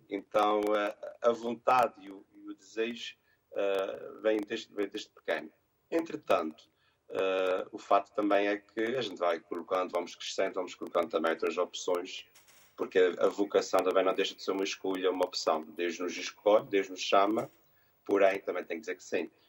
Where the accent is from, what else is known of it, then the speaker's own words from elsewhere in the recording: Montreal, Quebec, Canada; born there; a minha mãe diz muitas vezes que quando eu nasci falava-se muito em Montreal que eu nasci em 1980.